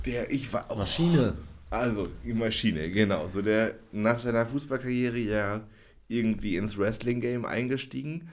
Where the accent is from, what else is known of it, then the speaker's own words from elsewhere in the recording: Jena, Thuringia, Germany; moved away as an adult; also born or lived in Oldenburg; Jena, wo ich aufgewachsen bin